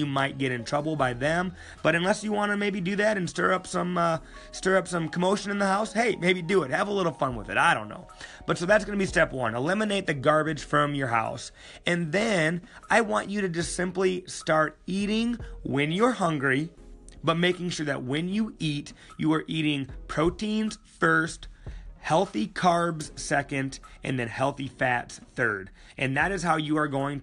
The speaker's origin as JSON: {"language": "English", "town": "Sioux Falls", "region": "South Dakota", "country": "United States", "tie": "born or raised there", "said": "Sioux Falls, my hometown"}